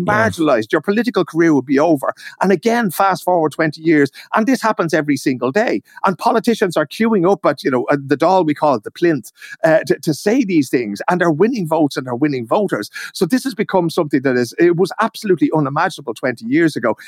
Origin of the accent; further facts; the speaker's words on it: Ireland; now in Stockholm, Sweden; me as an Irish man in Sweden